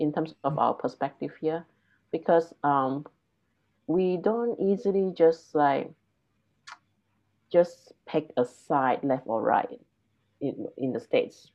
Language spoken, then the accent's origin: English; Malaysia; moved away; the thing about being Malaysian is even among Malaysian, we don't have one identity. So even among Chinese Malaysian, there are differences between me and them